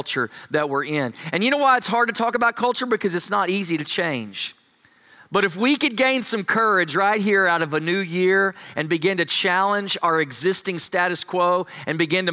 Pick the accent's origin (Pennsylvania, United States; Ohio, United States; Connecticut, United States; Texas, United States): Texas, United States; I'm from Texas